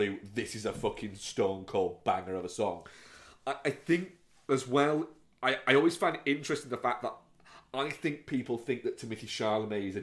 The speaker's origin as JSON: {"language": "English", "town": "York", "region": "Yorkshire and the Humber", "country": "United Kingdom", "tie": "born or raised there", "said": "Don't mind the smell because I come from York and you can't fucking get away from it"}